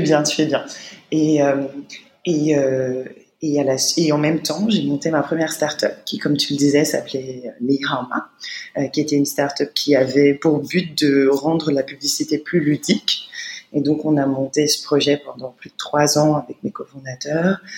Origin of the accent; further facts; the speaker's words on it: Paris, Île-de-France, France; moved away as an adult; now in China; Je suis née à Paris dans le 13e arrondissement